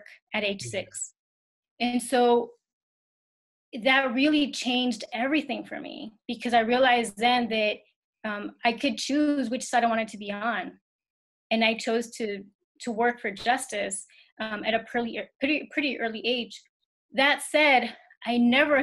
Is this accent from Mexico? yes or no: yes; Ciudad Juárez, Chihuahua, Mexico; now in El Paso, United States; I grew up in Juarez, and we commuted to El Paso every day